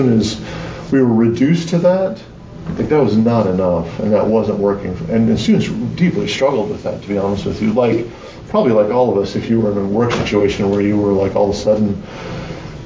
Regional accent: Wisconsin, United States; I'm from Wisconsin

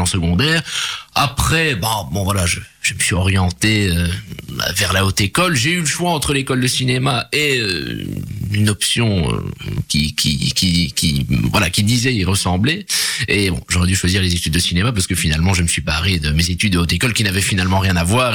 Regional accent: Charleroi, Wallonia, Belgium; je suis né à Charleroi

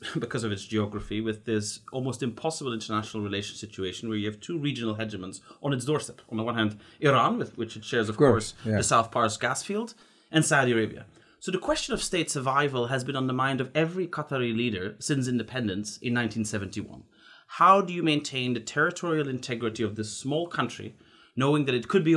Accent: Belgium; I come from Belgium

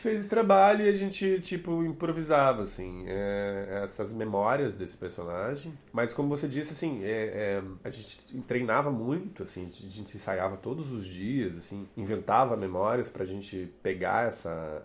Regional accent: Curitiba, Paraná, Brazil; also born or lived in Ribeirão do Pinhal, Paraná; Eu sou nascido no interior do Paraná, numa cidadezinha chamada Ribeirão do Pinhal. E cheguei em Curitiba com 12 dias de vida. Ah. Enfim, sou curitibano

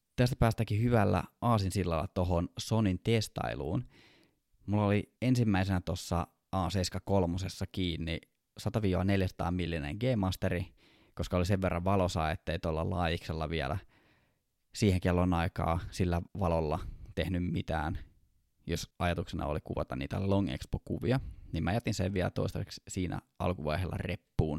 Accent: Kouvola, Kymenlaakso, Finland; now in Helsinki, Finland; mä oon Kouvolasta

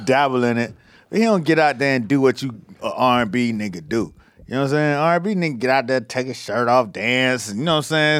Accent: the South, United States; moved away as an adult; also born or lived in New York; I was from the South

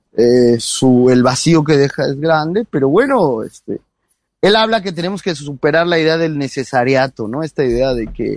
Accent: Mexico

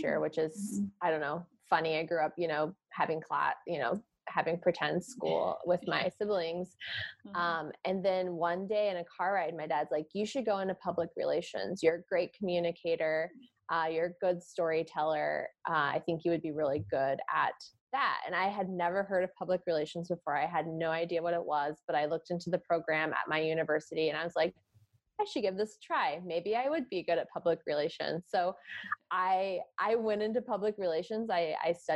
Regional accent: Indianapolis, Indiana, United States; moved away as an adult; also born or lived in California; born and raised in Indianapolis, took a few years away and moved to California for a few years

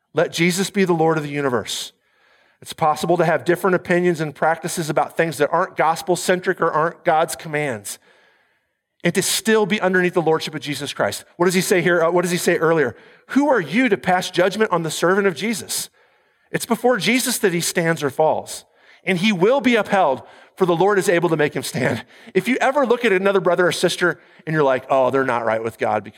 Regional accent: United States; I'm an American

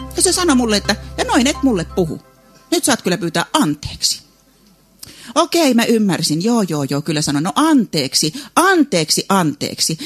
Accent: South Ostrobothnia, Finland; Meillä Etelä-Pohjanmaalla

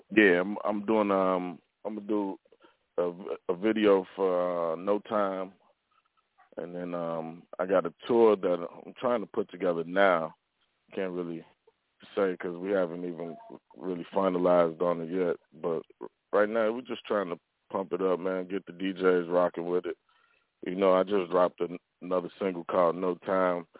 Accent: Chicago, Illinois, United States; I grew up in Chicago.

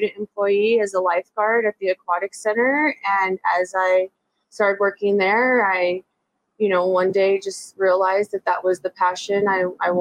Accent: Las Cruces, New Mexico, United States; Born and raised. Still a stone throw from actually the house that I was born in.

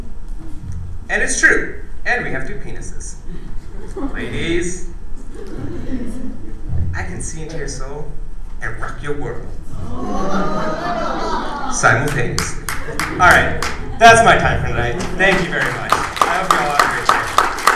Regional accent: United States; as an Indian being raised in America

